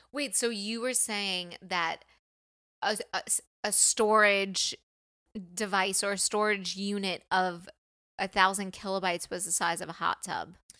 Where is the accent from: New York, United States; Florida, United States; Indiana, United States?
New York, United States; I'm from New York